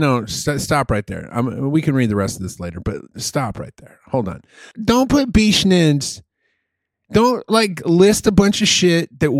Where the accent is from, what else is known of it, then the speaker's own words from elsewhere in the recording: Chicago, Illinois, United States; Because we're from Chicago and we love the Pope.